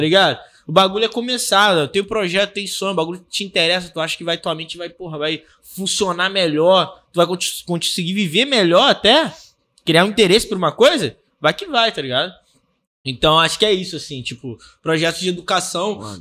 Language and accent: Portuguese; Baixada Fluminense, Rio de Janeiro, Brazil; eu sou desse país aqui, tá ligado? Sou da Baixada Fluminense.